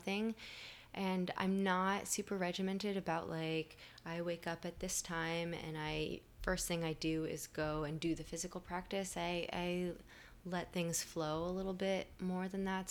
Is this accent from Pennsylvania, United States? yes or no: no; Miami, Florida, United States; I'm from Miami